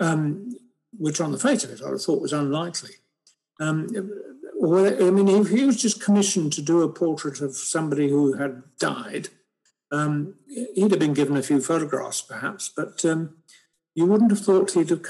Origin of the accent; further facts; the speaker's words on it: Bristol, South West England, United Kingdom; I was brought up in Bristol